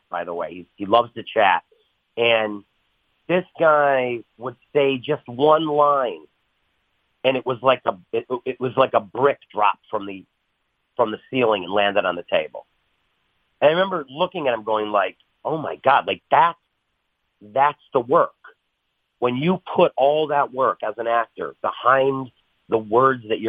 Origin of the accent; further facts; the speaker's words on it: Buffalo, New York, United States; I'm from Buffalo